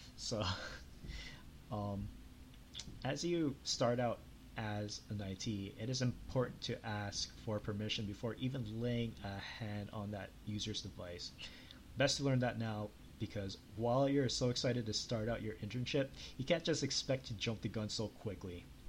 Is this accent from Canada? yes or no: yes; Canada; I'm from Canada